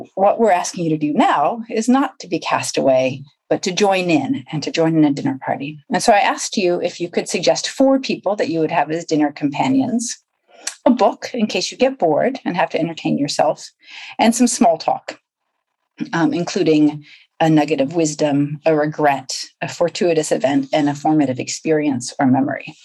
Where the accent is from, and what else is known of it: Rhode Island, United States; moved away as an adult; now in United Kingdom